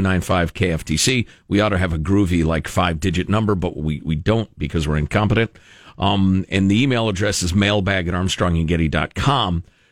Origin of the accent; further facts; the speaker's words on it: Chicago, Illinois, United States; first language Italian; also born or lived in Italy; a bit of a drawl, which is funny as a guy who grew up in Chicagoland. But then I thought about it. I was born in Italy, and for the first 2.5 years of my life, I spoke...